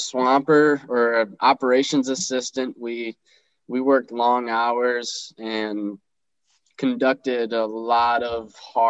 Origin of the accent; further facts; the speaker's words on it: Ontario, New York, United States; Yeah, so I was born and raised in Ontario, New York, graduated from Wayne Central.